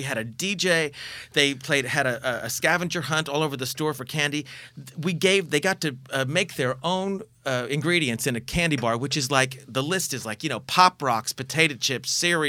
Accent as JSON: {"language": "English", "region": "Oklahoma", "country": "United States", "tie": "born or raised there", "said": "growing up in the South in, you know, Bible Belt, Oklahoma."}